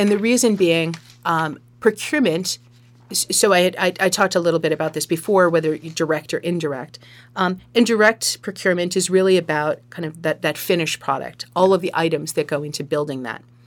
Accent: Sharon, Massachusetts, United States; moved away as an adult; now in Marshfield, United States; I was born and raised in Sharon

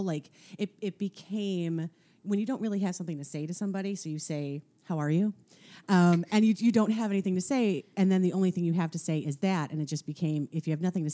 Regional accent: suburbs of Chicago, Illinois, United States; moved away as an adult; now in Los Angeles, United States; I am from the suburbs of Chicago, and I moved to Los Angeles when I was 25

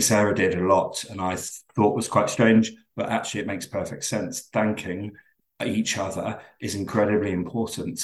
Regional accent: London, United Kingdom; accent: very English; moved away as an adult; now in Glasgow, United Kingdom; I'm originally from London, but I moved here about 20 years ago

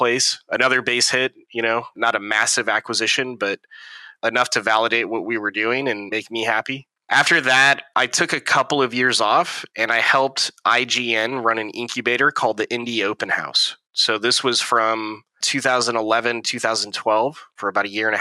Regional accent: Niles, Michigan, United States; moved away as an adult; also born or lived in San Francisco Bay Area; So I grew up in Michigan, small town in Michigan called Niles.

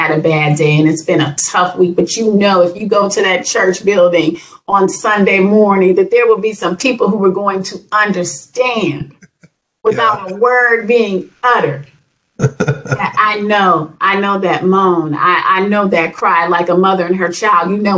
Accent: Cleveland, Ohio, United States; I'm from Cleveland, Ohio

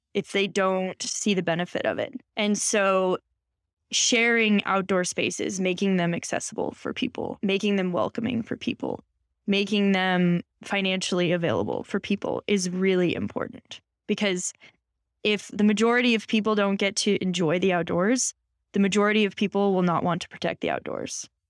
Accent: Boulder, Colorado, United States; I grew up in Boulder

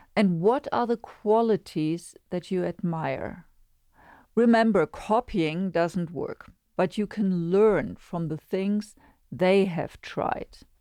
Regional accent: Germany; moved away; in the most densely populated area in my home country, Germany.

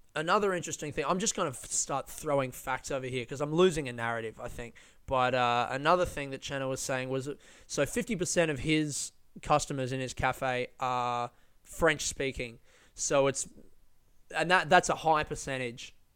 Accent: Melbourne, Victoria, Australia; people from Melbourne, very proud of the coffee that we make

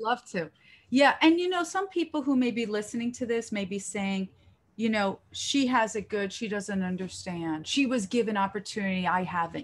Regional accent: Israel; moved away; in my country, 'cause I'm from Israel

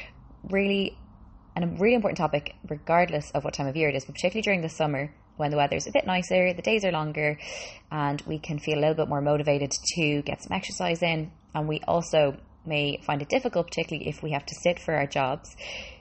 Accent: Dublin, Leinster, Ireland; also born or lived in Boston, United States; I'm Boston born, moved to Ireland when I was 5, and I have been living in Dublin ever since

